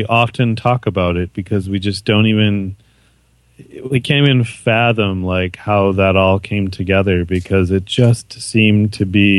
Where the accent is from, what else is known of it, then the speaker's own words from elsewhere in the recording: Muskegon, Michigan, United States; moved away as an adult; also born or lived in Canada; I am from West Michigan. The Muskegon is where I grew up.